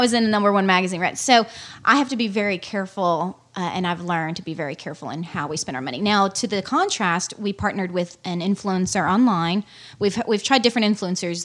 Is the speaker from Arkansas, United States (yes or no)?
yes; Arkansas, United States; I grew up in Arkansas and outdoors all my life